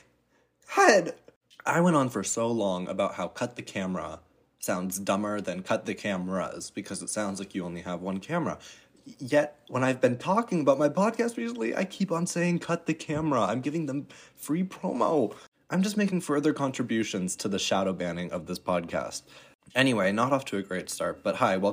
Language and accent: English; Chicago, Illinois, United States; moved away as an adult; now in Germany; I am from Chicago area. I was born there, but I really haven't been to the city much.